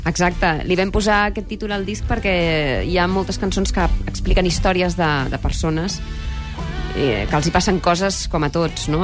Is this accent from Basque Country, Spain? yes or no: no; Barcelona, Catalonia, Spain; jo soc de Barcelona